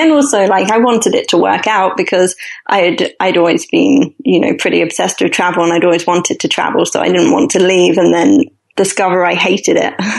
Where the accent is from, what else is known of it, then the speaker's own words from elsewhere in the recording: London, United Kingdom; moved away; I'm originally from London